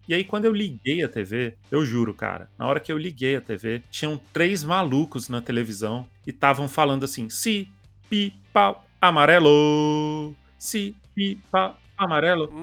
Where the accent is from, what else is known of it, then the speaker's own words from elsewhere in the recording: Brasília, Federal District, Brazil; eu, como brasiliense